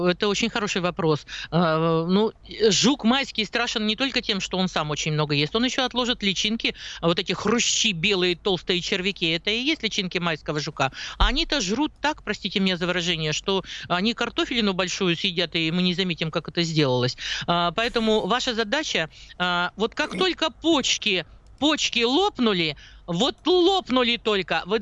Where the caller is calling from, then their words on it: Moscow Oblast, Russia; Я из Московской области.